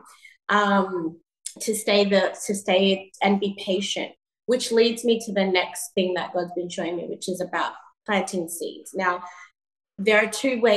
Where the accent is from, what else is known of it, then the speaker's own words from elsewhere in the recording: Sydney, New South Wales, Australia; moved away as an adult; also born or lived in Ghana / New York; coming from Ghana and before that growing up in Sydney